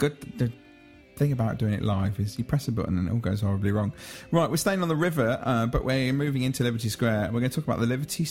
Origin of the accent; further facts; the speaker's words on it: United Kingdom; I'm British